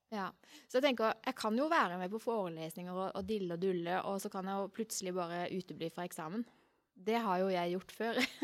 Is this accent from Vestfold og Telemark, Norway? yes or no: no; Arendal, Agder, Norway; Hjembyen min